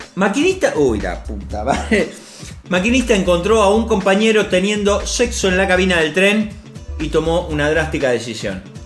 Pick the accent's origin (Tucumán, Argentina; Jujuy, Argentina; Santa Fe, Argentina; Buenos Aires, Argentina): Santa Fe, Argentina; Rosario; acá en Rosario. No somos argentinos, somos rosarinos